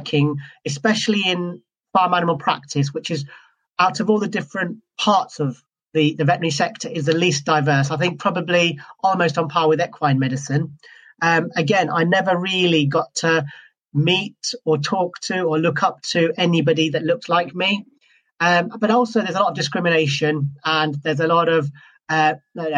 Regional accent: Scotland, United Kingdom; moved away as an adult; also born or lived in Wales / South East England; now in England, United Kingdom; I'm originally from Scotland, and I qualified in Scotland

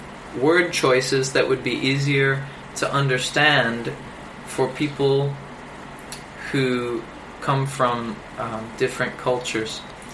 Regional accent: Michigan, United States; And I say, well, I'm from Michigan. Well, my dad doesn't really talk like this. And truth is, my accent is an amalgamation of places I've been and people that I've roomed

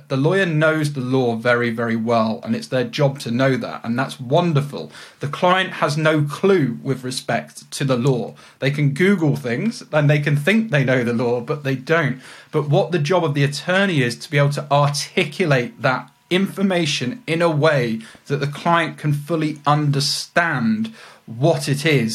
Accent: Leicestershire, East Midlands, United Kingdom; moved away as an adult; also born or lived in Andover / Leeds; now in London, United Kingdom; But I moved and was raised up in Leicestershire, which is about 50 minutes from central London. And I grew up around there.

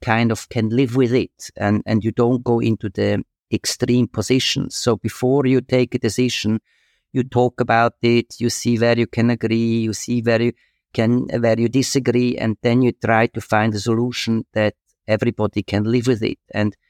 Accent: Switzerland; moved away as an adult; also born or lived in Asia; I feel also comfortable in Switzerland. It's my home country and I love it.

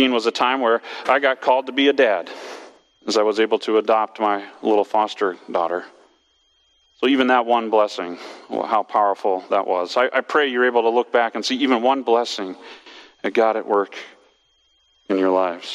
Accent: West Coast, United States; moved away as an adult; I grew up on the West Coast

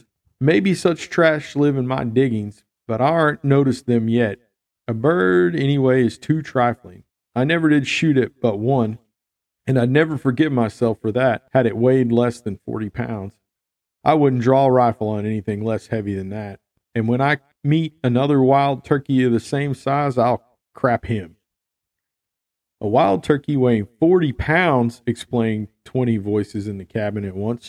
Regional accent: the Ozarks, Arkansas, United States; also born or lived in Jacksonport, Arkansas; I grew up in the Ozarks

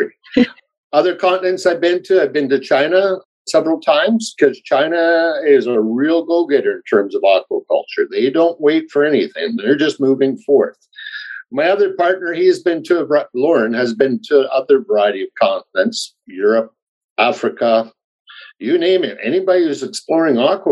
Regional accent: Kitchener, Ontario, Canada; moved away as an adult; also born or lived in Victoria, British Columbia / Cortes Island, British Columbia; originally from Kitchener, Ontario, and then I moved out west to go to the University of Victoria

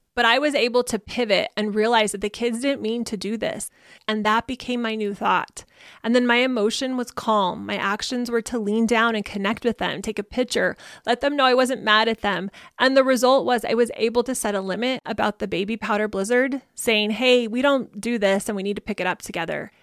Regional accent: Arizona, United States; I grew up in Arizona where we get a couple of inches of rain every year

